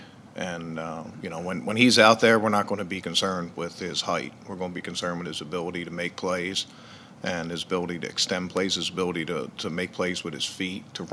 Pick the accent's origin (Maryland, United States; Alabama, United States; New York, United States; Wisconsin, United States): Maryland, United States; Baltimore; I grew up in Baltimore